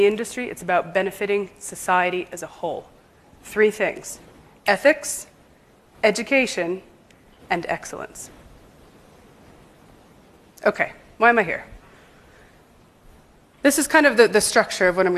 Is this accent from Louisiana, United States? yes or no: no; New York, United States; moved away as an adult; now in London, United Kingdom; I grew up in New York. I am not from the UK originally, but I've lived in London for the past 10 years